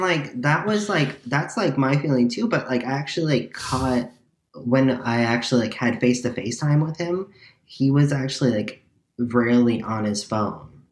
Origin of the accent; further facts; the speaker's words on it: Chicago, Illinois, United States; I'm also from Chicago